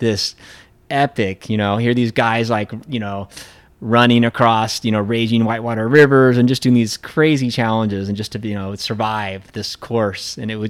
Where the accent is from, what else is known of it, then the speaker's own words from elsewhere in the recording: Pacific Northwest, United States; 'cause I grew up in the Cascade Mountains and, you know, Colorado was the Rockies.